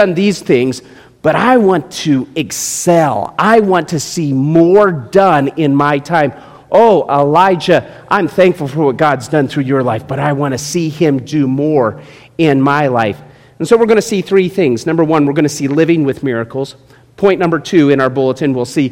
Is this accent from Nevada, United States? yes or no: yes; Las Vegas, Nevada, United States; Growing up in Las Vegas, I was a big fan of the Runnin' Rebels.